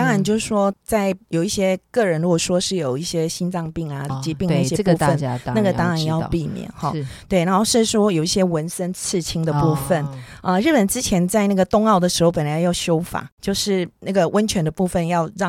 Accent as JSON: {"language": "Chinese", "country": "Taiwan", "said": "我要跟你报告一下，我没有出卖你哦，我没有说我是台湾人。"}